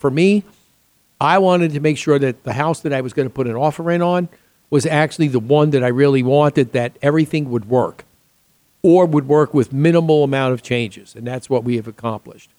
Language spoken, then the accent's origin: English; New York, United States; moved away; also born or lived in Chicago / Boston; I grew up back east in New York